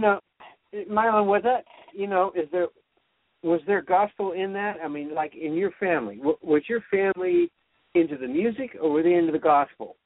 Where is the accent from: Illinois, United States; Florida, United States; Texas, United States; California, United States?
California, United States; I grew up in California